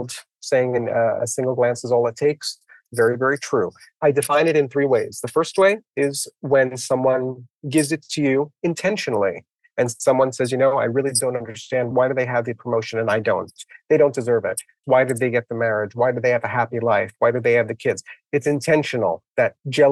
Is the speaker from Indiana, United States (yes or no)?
no; New York City, New York, United States; I grew up in the Bronx. My parents are from Italy